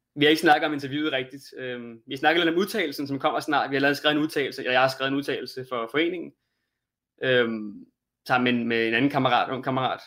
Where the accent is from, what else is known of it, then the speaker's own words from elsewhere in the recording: Denmark; som dansker